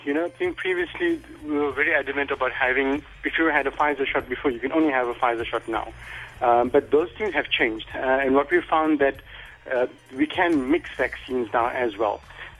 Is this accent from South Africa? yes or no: yes; Durban, KwaZulu-Natal, South Africa; In Durban.